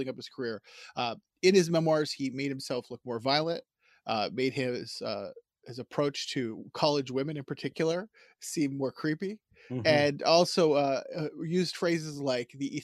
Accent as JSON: {"language": "English", "country": "United States", "said": "as the American here"}